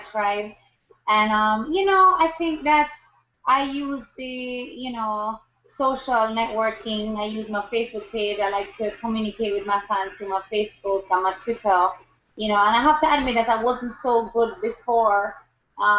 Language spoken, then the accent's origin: English; Kingston, Jamaica; I grew up in Kingston, Jamaica.